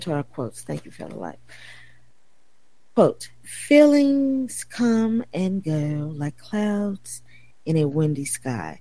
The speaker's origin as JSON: {"language": "English", "region": "Tennessee", "country": "United States", "said": "Tennessee, my home state"}